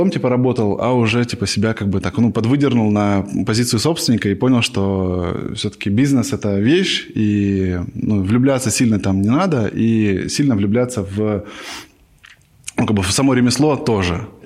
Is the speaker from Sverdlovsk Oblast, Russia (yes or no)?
no; Novosibirsk, Novosibirsk Oblast, Russia; moved away as an adult; now in Moscow, Russia; С Новосибирска.